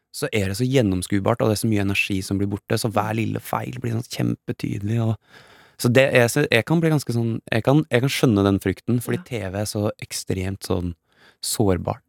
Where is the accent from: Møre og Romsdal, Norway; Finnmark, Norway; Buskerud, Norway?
Buskerud, Norway; Geilo; jeg er fra Geilo, ja. Eh, og det er i toppen av Hallingdal.